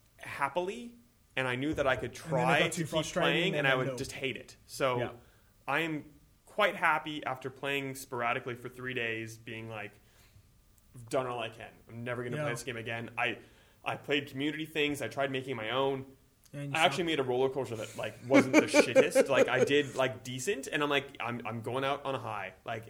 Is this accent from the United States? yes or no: no; Canada; moved away as an adult; now in Australia; my hometown in Canada